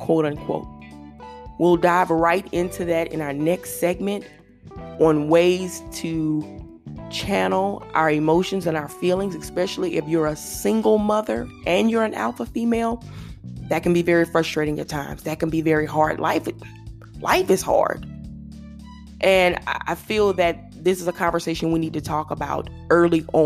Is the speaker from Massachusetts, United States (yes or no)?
no; Louisiana, United States; I'm from Louisiana